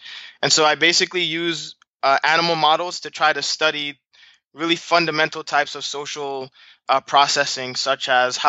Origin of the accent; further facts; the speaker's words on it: Brooklyn, New York, United States; also born or lived in Trinidad and Tobago; So you know, I'm a first generation American. My parents are from Trinidad and Tobago. So I was born in Brooklyn, but I actually grew up some time in Trinidad before coming back to the U.S.